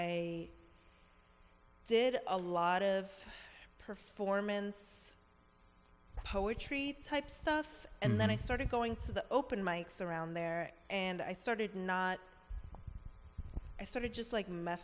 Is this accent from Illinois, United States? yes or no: no; New York, United States; moved away as an adult; also born or lived in Bethlehem; I'm from New York